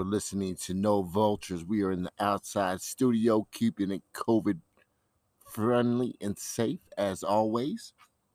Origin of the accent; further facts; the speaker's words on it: Columbia, Missouri, United States; I'm from the Midwest, Columbia, Missouri, smack dab in the heart of the country